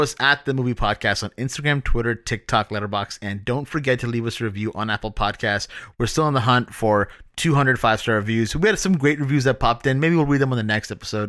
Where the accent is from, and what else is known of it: Toronto, Ontario, Canada